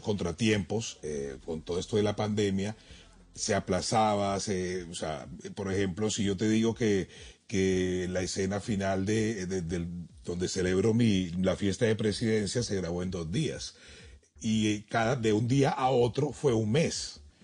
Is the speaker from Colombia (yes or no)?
yes; Barranquilla, Atlántico, Colombia; also born or lived in Bogotá; yo nací en Bogotá, me crié, me crié en Barranquilla